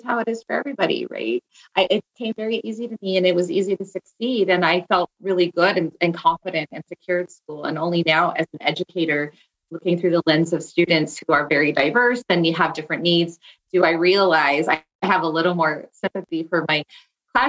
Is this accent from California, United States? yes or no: yes; Castro Valley, California, United States; also born or lived in Santa Barbara, California; I grew up in the East Bay area of San Francisco